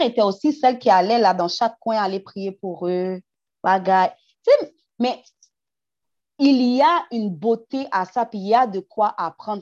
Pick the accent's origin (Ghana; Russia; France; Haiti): Haiti; je suis haïtienne first